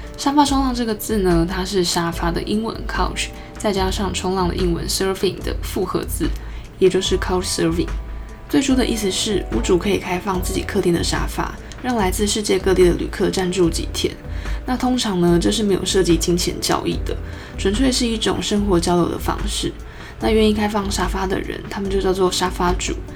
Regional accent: Taipei, Taiwan; 我身为一个热爱台北的土生土长台北人

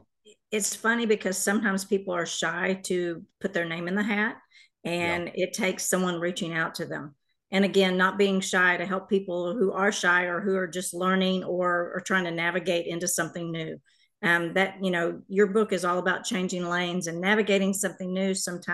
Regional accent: Carrollton, Texas, United States; So I grew up in the Carrollton area here in the Metroplex.

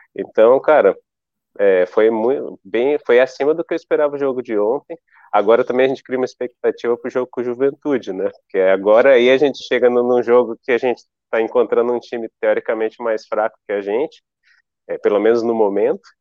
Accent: Brasília, Federal District, Brazil; now in Florianópolis, Brazil; eu sou de Brasília

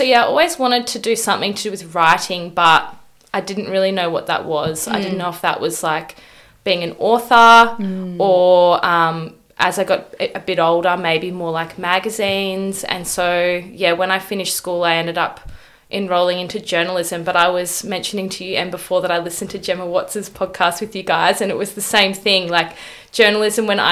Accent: Gold Coast, Queensland, Australia; now in Melbourne, Australia; I'm from the Gold Coast. So I grew up in Burleigh Heads, which couldn't be more different to Melbourne

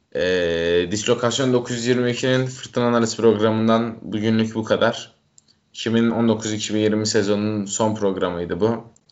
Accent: Trabzon, Turkey; Ben Trabzonluyum.

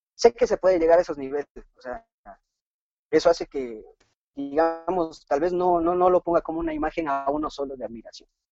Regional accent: Ibarra, Imbabura, Ecuador; Llegamos a la ciudad de Ibarra, donde resido

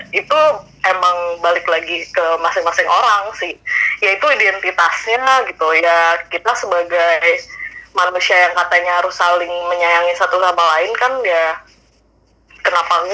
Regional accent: Jakarta, Indonesia; born there; gue gue aja bahkan lahir tuh udah di Jakarta Jakarta tuh di Pulau Jawa tapi bukan Jawa menurut

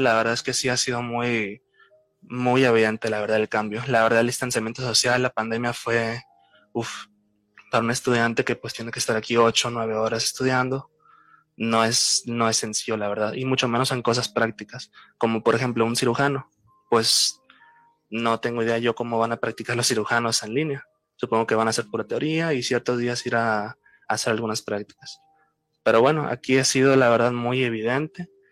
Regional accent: Culiacán, Sinaloa, Mexico; soy originario de México, de Culiacán, Sinaloa

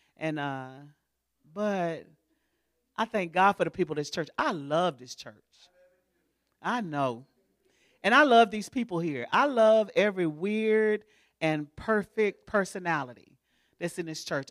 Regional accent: Houston, Texas, United States; moved away as an adult; now in Baytown, United States; I'm from Houston

